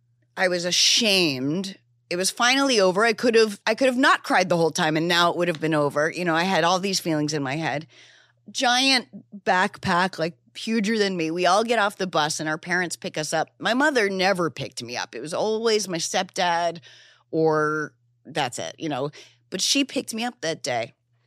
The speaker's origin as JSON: {"language": "English", "region": "New Hampshire", "country": "United States", "tie": "born or raised there", "said": "Yeah, I grew up in New Hampshire. I knew nothing of anywhere else, but I had this depression that I could only explain as a deep feeling of homesickness"}